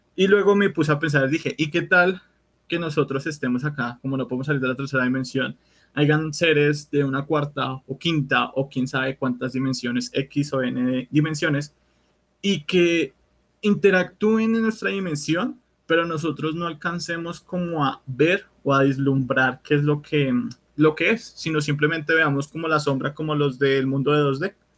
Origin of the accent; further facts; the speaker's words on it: Bogotá, Colombia; Yo soy de Bogotá